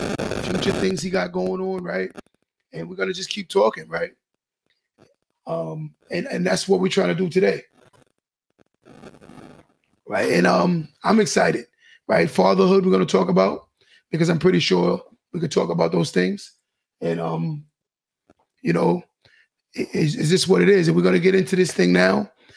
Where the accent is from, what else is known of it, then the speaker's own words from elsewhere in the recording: New York, United States; I'm from New York myself, guys. So as a New Yorker, I've always watched this guy's career, man.